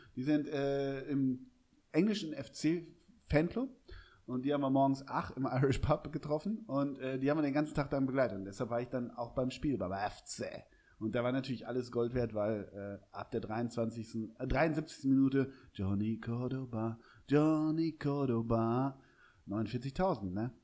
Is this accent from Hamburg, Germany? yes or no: yes; Hamburg, Germany; ich bin Hamburger